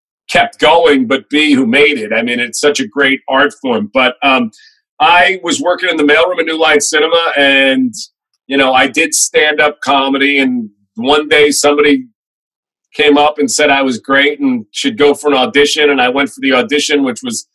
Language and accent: English; Merrick, New York, United States; now in Los Angeles, United States; I grew up on Long Island, Merrick.